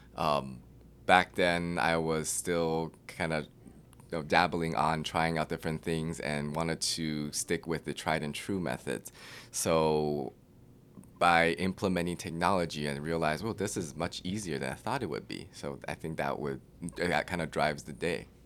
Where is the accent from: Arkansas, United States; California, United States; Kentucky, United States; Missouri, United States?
California, United States; Claremont; moved away as an adult; also born or lived in New York City; now in Austin, United States; I grew up in Claremont, which is in the L A County